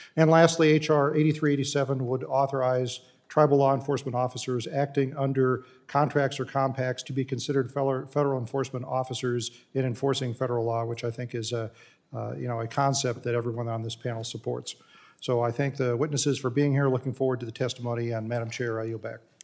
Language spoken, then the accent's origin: English; California, United States; my home state of California